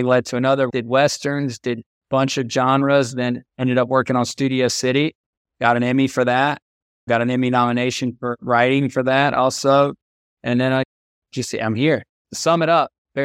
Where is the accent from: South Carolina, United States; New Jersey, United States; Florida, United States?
South Carolina, United States; Georgetown; I'm from Georgetown, South Carolina, which is a small town about 60 miles above Charleston and 30 miles below Myrtle Beach.